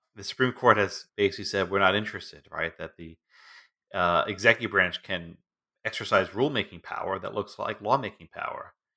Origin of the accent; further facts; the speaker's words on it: Texas, United States; My home state of Texas